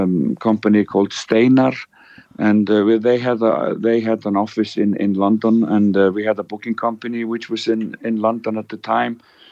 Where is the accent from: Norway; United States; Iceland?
Iceland; moved away as an adult; also born or lived in England